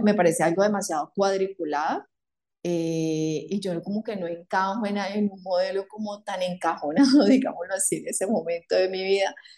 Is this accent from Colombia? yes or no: yes; Palmira, Valle del Cauca, Colombia; now in Cali, Colombia; yo soy de Palmira, vivo en Cali y estudiaba en Cali